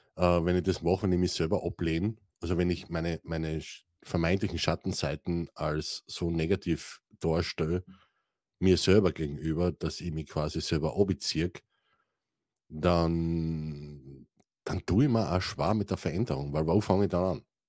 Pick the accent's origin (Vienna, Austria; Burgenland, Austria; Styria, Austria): Styria, Austria; ich komme aus der St. Eiermark, einem wunderschönen Österreich